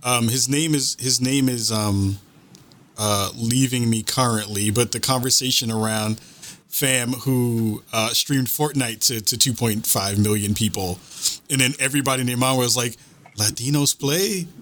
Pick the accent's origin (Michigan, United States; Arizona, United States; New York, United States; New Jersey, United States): New York, United States; New York City; I'm from New York City